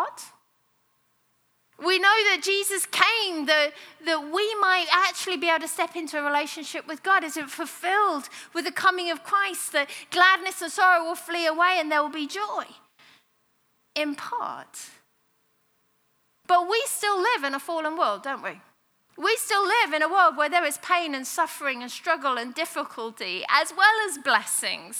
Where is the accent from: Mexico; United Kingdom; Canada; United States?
United Kingdom; moved away; I'm a Brit